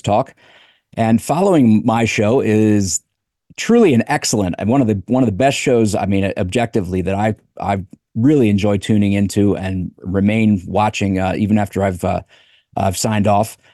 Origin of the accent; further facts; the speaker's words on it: United States; also born or lived in Colorado; as an American